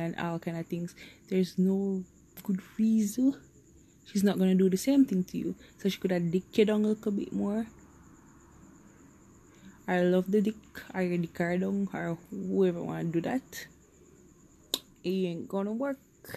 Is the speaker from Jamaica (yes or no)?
yes; Jamaica; I'm a Jamaican, so I'll talk in my language.